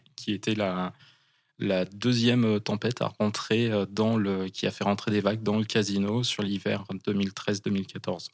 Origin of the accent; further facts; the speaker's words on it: Charente-Maritime, Nouvelle-Aquitaine, France; moved away as an adult; now in Bayonne, France; j'étais jeune, quand j'avais euh, une quinzaine d'années. Je venais de Charente-Maritime